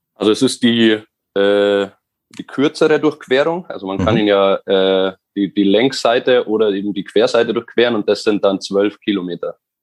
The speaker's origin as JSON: {"language": "German", "area": "near Schliersee", "region": "Bavaria", "country": "Germany", "said": "komme mhm. ganz aus dem Süden von Deutschland, wie man vielleicht unschwer, unschwer hören kann. Nein. Und äh, genau, aus der Nähe vom Schliersee"}